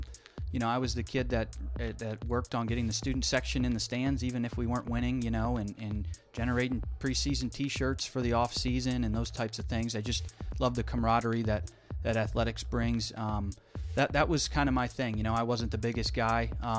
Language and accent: English; Buffalo, New York, United States; moved away as an adult; now in Ohio, United States; I grew up outside of Buffalo, New York.